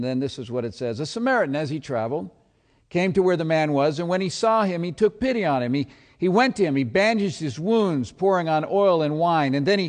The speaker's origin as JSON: {"language": "English", "town": "Seattle", "region": "Washington", "country": "United States", "said": "I'm from Seattle, so you can imagine what also goes on in the heart and mind of a football fan this time of day."}